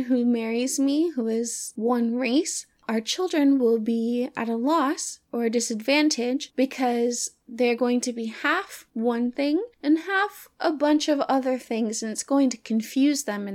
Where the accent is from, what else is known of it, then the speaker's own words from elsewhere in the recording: the South, United States; moved away; I'm from the South